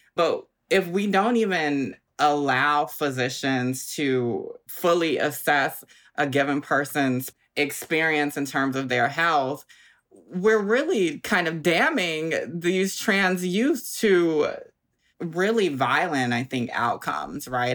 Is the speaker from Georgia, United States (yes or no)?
yes; Augusta, Georgia, United States; now in Brooklyn, United States; I'm from Augusta, Georgia, like you said, Southern girl